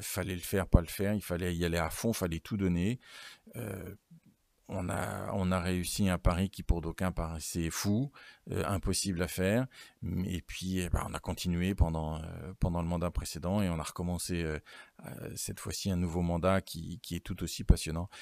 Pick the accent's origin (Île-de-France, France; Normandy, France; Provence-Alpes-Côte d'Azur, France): Normandy, France; Alençon; also born or lived in Bayeux / Caen; je ne suis pas originaire de l'Orne ni, euh, d'Alençon